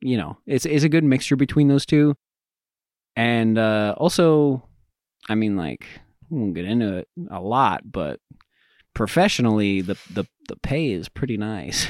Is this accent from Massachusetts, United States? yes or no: no; Greeley, Colorado, United States; I'm from Greeley